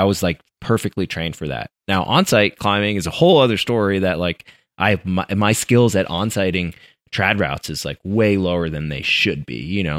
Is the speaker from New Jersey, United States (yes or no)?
no; Colorado, United States; interestingly enough, growing up in Colorado, not in California, right?